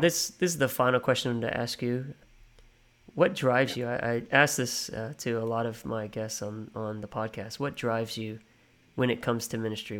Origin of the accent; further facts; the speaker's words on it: United States; now in Australia; I'm an American